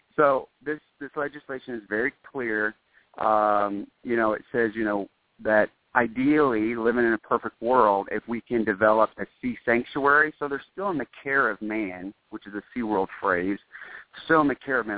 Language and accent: English; United States; I love being an American